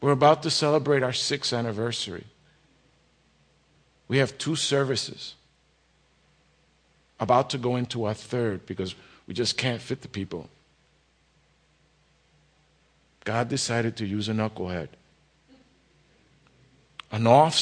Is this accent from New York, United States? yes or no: yes; New York City, New York, United States; also born or lived in Jersey City, New Jersey; now in Kearny, United States; I grew up in the Bronx and in Jersey City